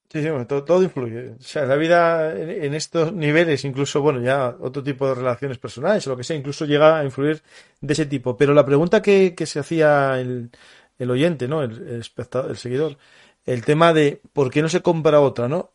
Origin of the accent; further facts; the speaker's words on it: Asturias, Spain; yo soy asturiano, ¿no? Y en Asturias teníamos, bueno, tenemos la fábrica de Trubia